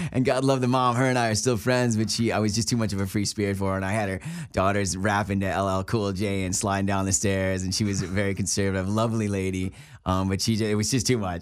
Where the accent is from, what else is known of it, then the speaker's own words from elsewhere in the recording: Buffalo, New York, United States; moved away as an adult; also born or lived in Cleveland; now in Los Angeles, United States; I grew up in Buffalo, New York